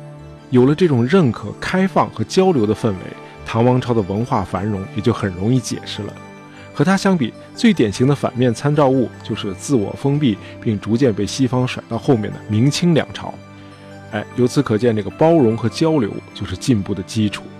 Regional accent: China; 尤其是被我们中国人遗忘的中西交流史。

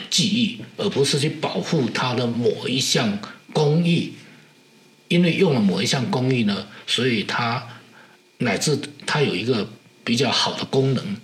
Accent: Fujian, China; first language Hokkien (Minnan); Chinese is a second language; 因为我是福建的闽南人

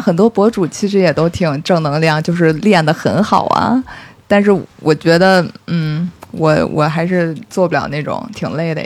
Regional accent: Beijing, China; 正好我又在北京，我是北京人

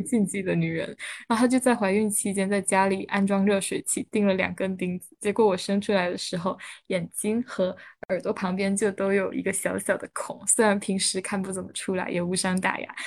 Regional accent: Southern Fujian, China; moved away; also born or lived in Beijing; 我老家是在闽南地区嘛，然后我可以，嗯，借助着我奶奶长期住在那个村里的社会网络进行一些交流

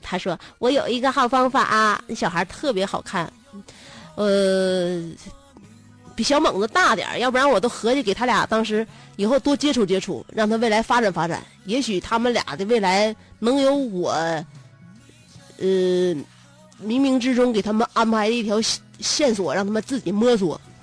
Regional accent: China; 我们中国人民

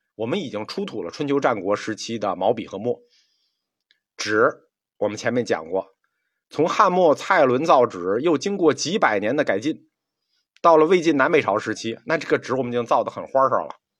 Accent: China; 我们中国人民

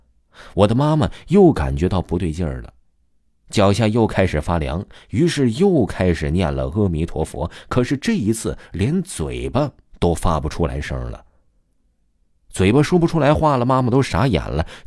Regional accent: Guangdong, China; 我们家是潮汕那边的，我们呢也是信佛教的。

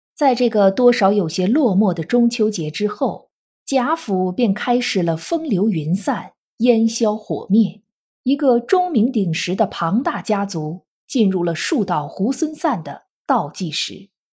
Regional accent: China; 每年的农历八月十五是我们中国人的传统节日，中秋佳节

